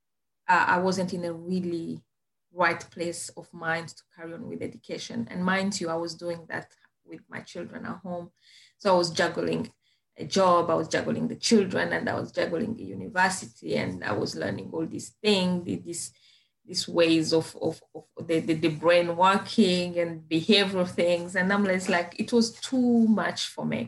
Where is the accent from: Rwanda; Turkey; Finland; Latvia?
Rwanda; English is a second language; moved away as an adult; now in Plymouth, United Kingdom; I come from Rwanda